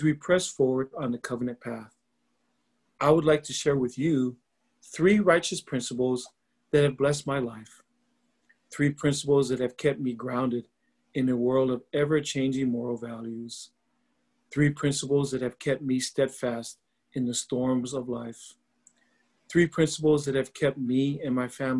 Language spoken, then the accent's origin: English; Laie, Hawaii, United States; I'm from Laie, Hawaii. It is a small town on the north shore of Oahu.